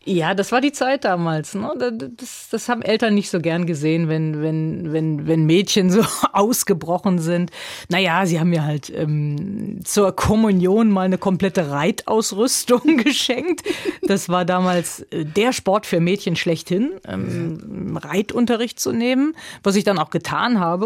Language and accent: German; Neunkirchen-Seelscheid, North Rhine-Westphalia, Germany; also born or lived in Lisbon; vor Einschulung schon Rheinland, äh, dieses kleine Örtchen Neunkirchen-Seelscheid, das ist dann schon meine Heimat.